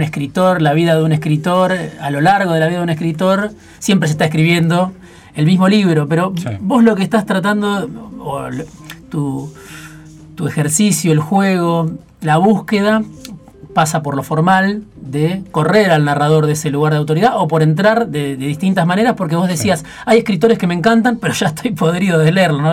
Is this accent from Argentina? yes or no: yes; Baradero, Buenos Aires Province, Argentina; moved away; los que somos de Varadero